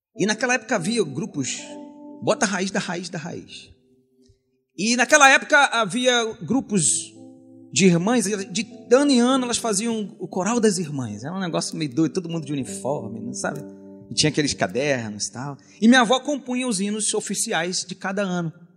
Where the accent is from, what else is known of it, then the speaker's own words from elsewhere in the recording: Caxias, Brazil; Quando eu era criança, lá na Maranata de Caxias